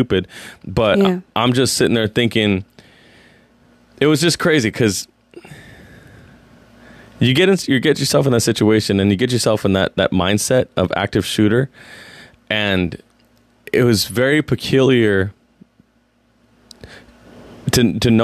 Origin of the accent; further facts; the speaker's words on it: San Jose, California, United States; I grew up in Eastside San Jose